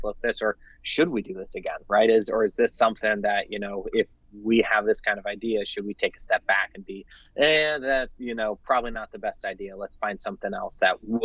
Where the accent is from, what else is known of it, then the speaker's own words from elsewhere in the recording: Bay Area, California, United States; moved away as an adult; now in Fresno, United States; I'm from the Bay Area, moved here to attend Fresno State, and have really taken Fresno to be my home